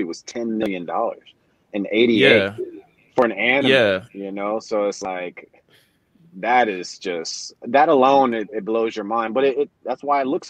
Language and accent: English; Inglewood, California, United States; moved away; I'm from LA, like I'm from Inglewood, California